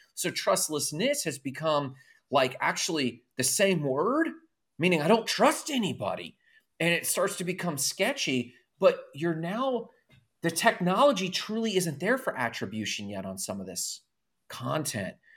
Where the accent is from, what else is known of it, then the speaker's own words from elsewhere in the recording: Orlando, Florida, United States; I grew up I was in Orlando in the boy band era